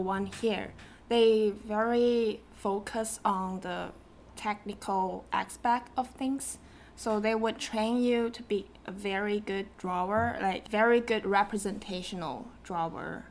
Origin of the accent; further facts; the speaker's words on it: Shenzhen, Guangdong, China; English is a second language; moved away as an adult; also born or lived in Seattle, Washington; now in United States; I was born in Shenzhen, China, and I grew up there